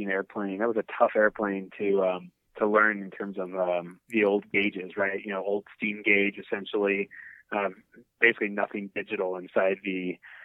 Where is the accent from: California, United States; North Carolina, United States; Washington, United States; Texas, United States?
Washington, United States; Seattle; I grew up in Seattle